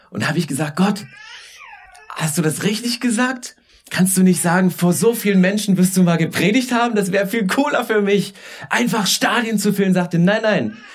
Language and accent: German; Saxony, Germany; weil ich komme vom Dorf, ich komme aus Sachsen. Also weißt du, Weite ohne Ende.